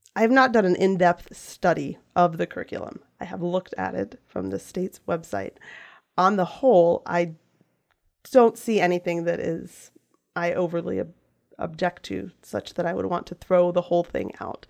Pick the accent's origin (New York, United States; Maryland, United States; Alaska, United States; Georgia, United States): Maryland, United States; Western Frederick County; I am from Western, uh, Frederick County, Mountain area specifically